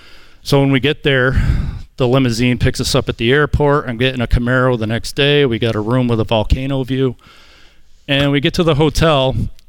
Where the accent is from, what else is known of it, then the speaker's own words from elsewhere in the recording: Torrington, Connecticut, United States; now in Parrish, United States; Right now we live in Parrish, Florida, but we're originally from Torrington, Connecticut.